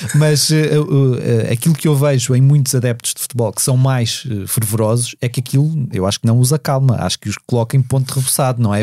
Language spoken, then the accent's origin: Portuguese; Lisbon, Portugal; os meus pais não são de Lisboa, eu cresci em Lisboa